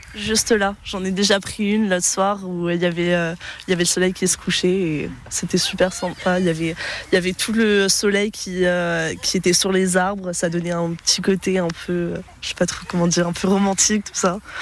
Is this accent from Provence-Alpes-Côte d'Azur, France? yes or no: yes; Nice, Provence-Alpes-Côte d'Azur, France; now in Besançon, France; je viens du sud, donc euh, je viens de Nice